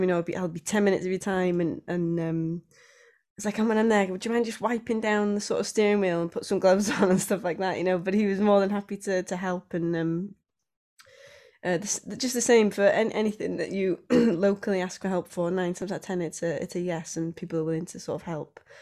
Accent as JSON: {"language": "English", "region": "Wales", "country": "United Kingdom", "also_born_or_lived": "Anglesey", "said": "being Welsh"}